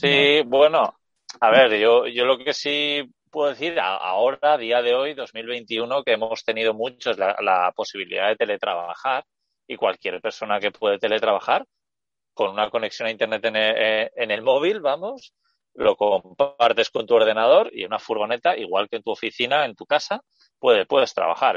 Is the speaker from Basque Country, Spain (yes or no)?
yes; Basque Country, Spain; estoy en el País Vasco, que es de donde soy yo